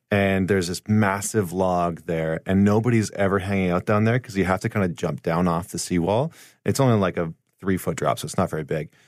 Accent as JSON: {"language": "English", "town": "St. Albert", "region": "Alberta", "country": "Canada", "said": "I'm from Saint Albert, which is right outside of Edmonton"}